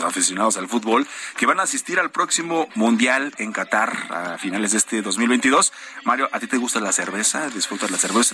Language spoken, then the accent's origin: Spanish; Mexico